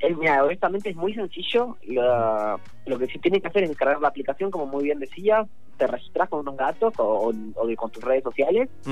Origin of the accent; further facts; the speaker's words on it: La Plata, Buenos Aires Province, Argentina; yo soy de La Plata